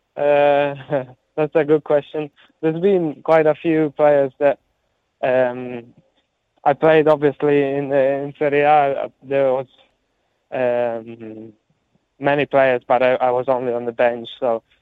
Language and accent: English; Italy; moved away; growing up in Italy, uh, all my friends and family, most of my family live in Italy, so I feel um, I feel very Italian